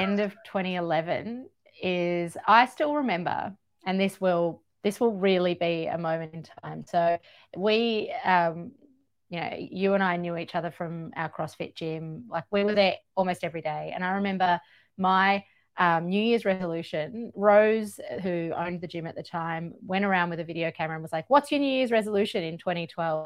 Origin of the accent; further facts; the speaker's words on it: Georgia; now in Australia; I grew up in Georgia in the former Soviet Union at, at the crossroads of Europe and Asia.